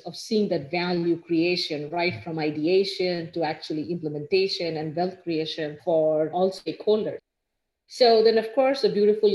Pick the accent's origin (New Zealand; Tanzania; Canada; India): India; moved away as an adult; now in Ann Arbor, United States; I grew up in India, went to school there